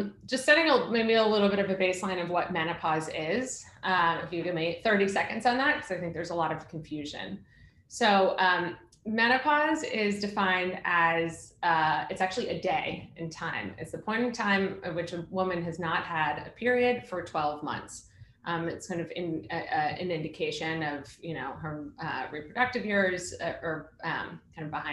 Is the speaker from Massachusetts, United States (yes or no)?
yes; Boston, Massachusetts, United States; now in New York, United States; I'm from Boston actually. I'm a Masshole.